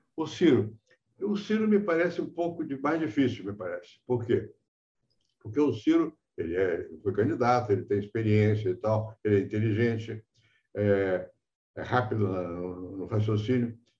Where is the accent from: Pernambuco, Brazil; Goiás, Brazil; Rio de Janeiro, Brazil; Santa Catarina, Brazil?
Rio de Janeiro, Brazil; now in São Paulo, Brazil; eu nasci no Rio, mas sou Sou paulista de coração